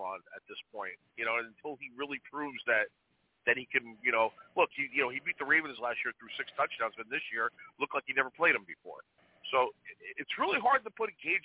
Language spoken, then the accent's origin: English; New York metropolitan area, United States; We grew up in the New York, New Jersey area